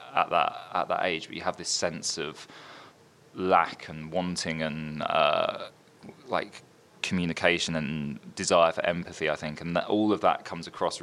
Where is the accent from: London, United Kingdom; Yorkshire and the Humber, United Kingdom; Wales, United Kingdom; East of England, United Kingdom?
East of England, United Kingdom; Brentwood; also born or lived in Orsett; I was born in Brentwood. Well, born in Alsett, but I grew up in Brentwood.